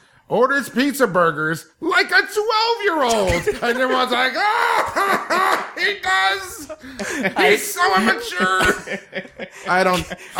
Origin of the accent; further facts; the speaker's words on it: New Jersey, United States; moved away; also born or lived in Long Island; I was born in New Jersey.